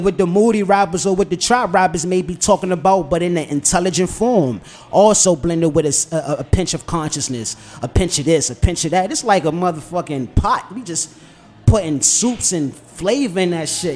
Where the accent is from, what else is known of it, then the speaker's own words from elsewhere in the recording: Washington, District of Columbia, United States; Born and raised on the South Side